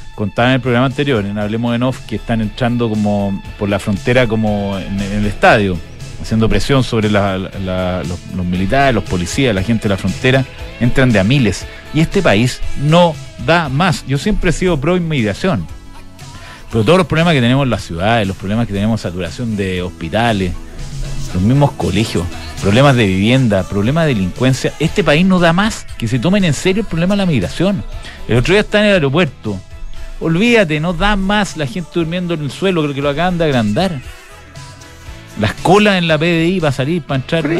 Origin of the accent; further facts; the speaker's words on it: Chile; cuando uno lo, dice como chileno